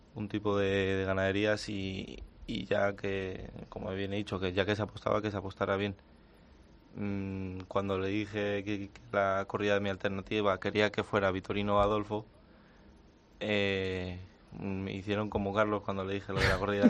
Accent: Colmenar Viejo, Community of Madrid, Spain; el ser de Madrid y de la zona de la que yo soy, de la Sierra de, de Madrid y de Colmenar Viejo

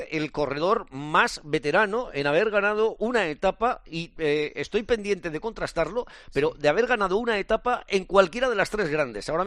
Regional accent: Burgos, Castile and León, Spain; Yo soy de Burgos y estoy muy orgulloso de ello.

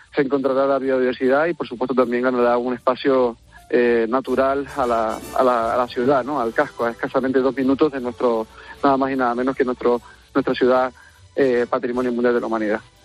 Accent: San Cristóbal de La Laguna, Canary Islands, Spain; nosotros, pues como en este caso como laguneros y las laguneras

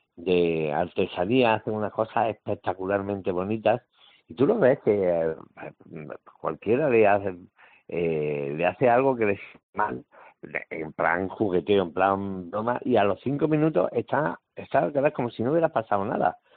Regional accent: Jaén, Andalusia, Spain; also born or lived in Málaga / Granada; a las poquitas semanas me vine para Jaén y aquí estuve hasta que me fui a Granada

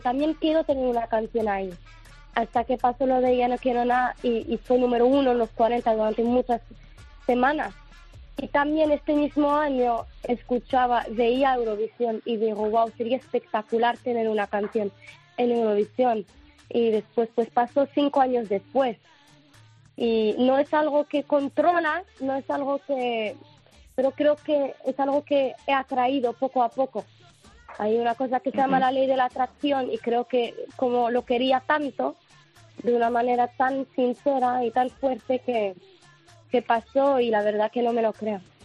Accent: Morocco; soy marroquí, no soy española

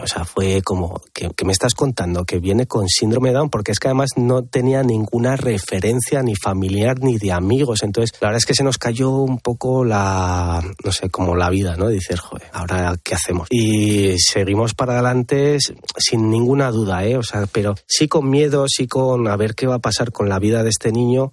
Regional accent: Pamplona, Navarre, Spain; yo no soy de Madrid, soy de Pamplona

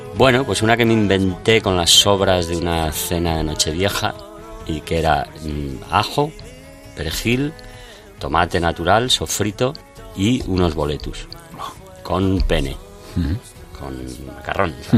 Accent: Spain; nos define mucho como españoles

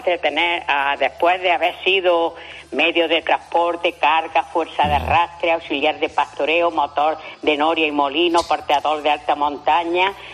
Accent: Spain; soy el único español que ha salido en el programa de naturaleza de Olivia Newton-John

